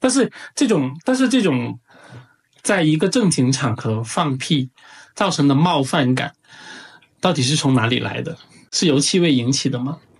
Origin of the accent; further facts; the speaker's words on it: China; 我们中国人在外